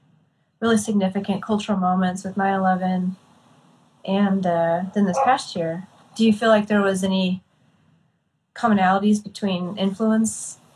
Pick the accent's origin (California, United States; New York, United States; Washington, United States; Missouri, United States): Missouri, United States; Kansas City; I'm from the Kansas City side.